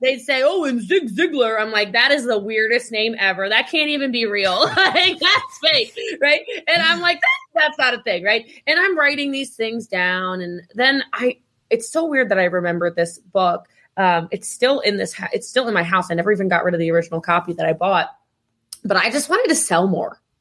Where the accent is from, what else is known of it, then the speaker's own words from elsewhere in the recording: Middletown, Maryland, United States; I'm from Middletown, Maryland